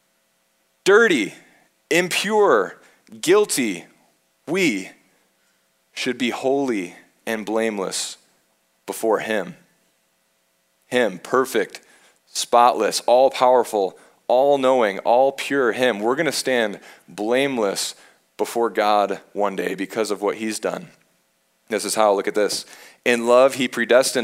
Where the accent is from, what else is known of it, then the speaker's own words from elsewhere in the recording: Michigan, United States; I'm from Michigan.